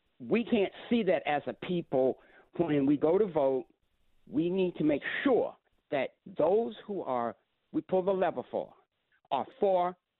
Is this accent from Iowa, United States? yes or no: no; South Carolina, United States; also born or lived in Virginia; I'm from South Carolina